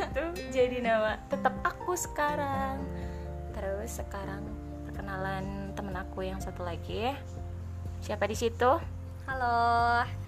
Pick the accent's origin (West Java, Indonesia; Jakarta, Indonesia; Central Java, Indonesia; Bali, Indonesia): West Java, Indonesia; Subang; Aku lahir di Subang tanggal 1 Maret 17 tahun lalu.